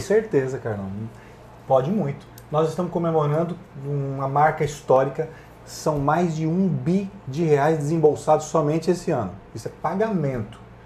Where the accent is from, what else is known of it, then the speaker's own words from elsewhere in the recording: Paraná, Brazil; Nasci numa fazenda no Pará. Meu pai tomava conta da área rural do Bradesco